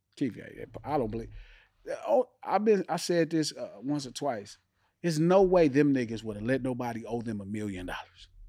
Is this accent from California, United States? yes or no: yes; Compton, California, United States; also born or lived in Watts, Los Angeles; Born and raised Compton